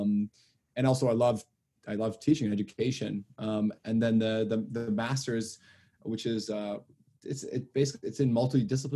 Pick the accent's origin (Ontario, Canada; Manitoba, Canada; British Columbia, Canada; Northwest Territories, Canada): Ontario, Canada; Toronto; I grew up in Toronto